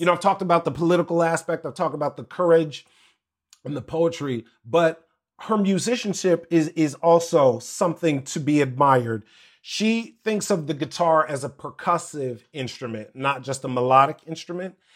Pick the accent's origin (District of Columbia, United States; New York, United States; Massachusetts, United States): District of Columbia, United States; Washington; also born or lived in Maryland / Virginia; all of my life, growing up in Washington, D C, Maryland, Virginia area